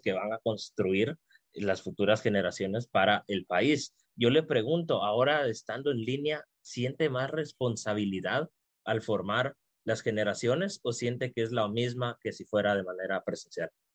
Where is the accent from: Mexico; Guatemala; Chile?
Guatemala; como guatemaltecos y guatemaltecas